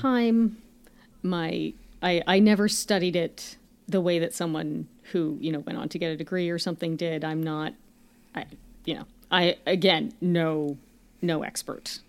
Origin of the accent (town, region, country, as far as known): Canada